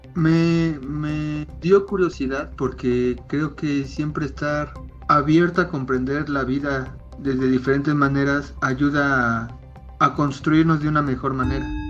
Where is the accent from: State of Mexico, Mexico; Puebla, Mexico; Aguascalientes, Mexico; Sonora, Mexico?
Puebla, Mexico; soy de México, más exactamente en Puebla, que está por el centro de México más o menos